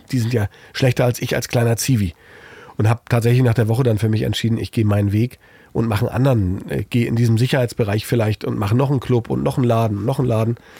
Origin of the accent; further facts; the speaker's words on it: East Germany, Germany; moved away; als Ossi